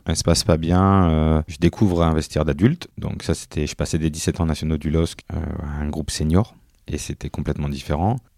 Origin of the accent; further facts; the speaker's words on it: Tourcoing, Hauts-de-France, France; je suis né à Tourcoing, j'étais un Tourquinois, donc j'habitais en face du stade Van de Vegat